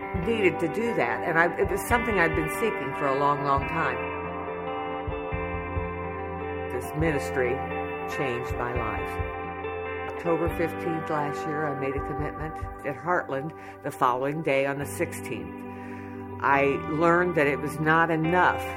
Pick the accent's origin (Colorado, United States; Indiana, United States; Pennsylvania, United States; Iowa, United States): Indiana, United States; Rushville; I'm from Rushville, Indiana.